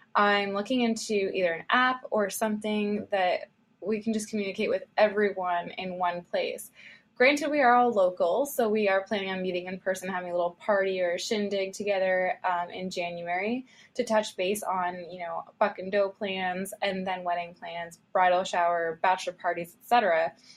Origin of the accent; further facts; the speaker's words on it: Ontario, Canada; We are from Ontario, Canada, close to Toronto, but not in Toronto